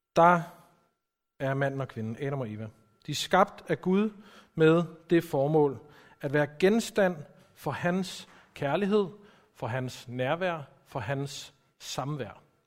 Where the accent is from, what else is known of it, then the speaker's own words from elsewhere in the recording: Copenhagen, Capital Region of Denmark, Denmark; som I kan høre, så er jeg også fra København